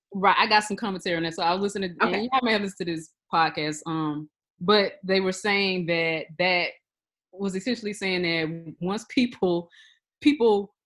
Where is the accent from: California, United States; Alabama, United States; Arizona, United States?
Alabama, United States; I'm from Alabama.